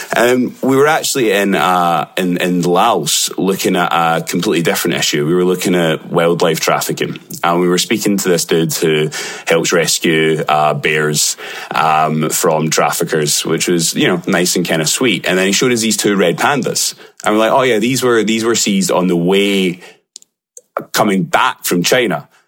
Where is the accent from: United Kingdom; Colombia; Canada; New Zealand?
United Kingdom; Glasgow, Scotland; accent: Glaswegian; my Glaswegian accent